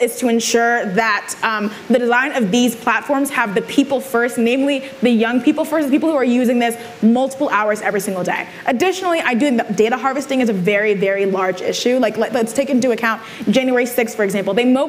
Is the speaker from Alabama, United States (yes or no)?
no; California, United States; I'm from California.